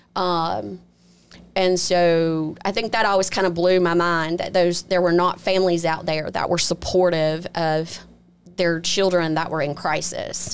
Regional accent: Biloxi, Mississippi, United States; I'm originally from Biloxi, been here all my life, went off to school and then came right back home

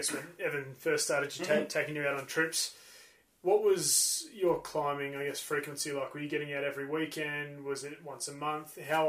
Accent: Blue Mountains, New South Wales, Australia; what we grew up around in the Blue Mountains.

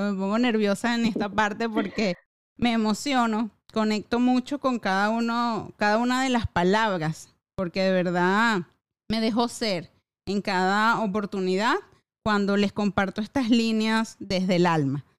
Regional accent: Venezuela; como venezolana

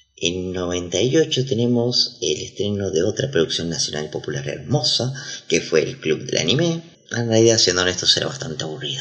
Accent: Argentina; somos los argentinos

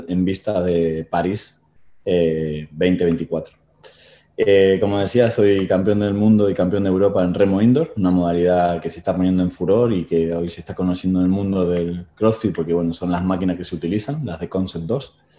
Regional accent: Tigre, Buenos Aires Province, Argentina; moved away as an adult; now in Spain; nací en Buenos Aires, Argentina, allá en 1976

